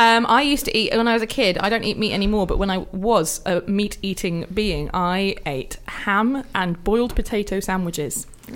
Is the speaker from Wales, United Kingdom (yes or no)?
yes; Welsh, Wales, United Kingdom; because I'm Welsh